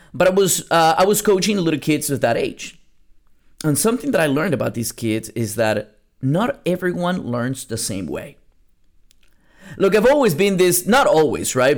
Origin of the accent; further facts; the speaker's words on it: Lima, Peru; moved away; I was born in South America, in Lima, Peru